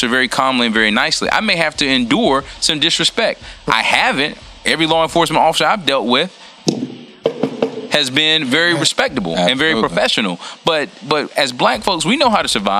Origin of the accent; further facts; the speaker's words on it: a small town in South Carolina, United States; I'm from a small town in South Carolina where at a very early age I was told how to operate in public